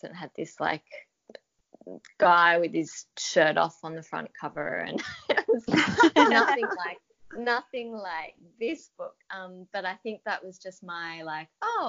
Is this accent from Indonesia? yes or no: no; Australia; accent: Australian